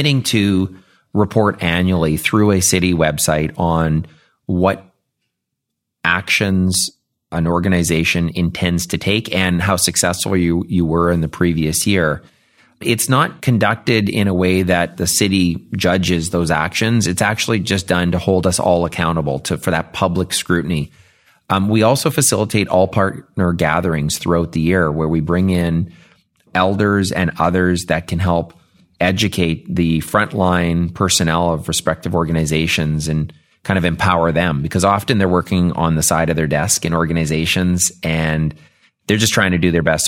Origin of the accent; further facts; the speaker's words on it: Winnipeg, Manitoba, Canada; I grew up in Winnipeg. I'm Indigenous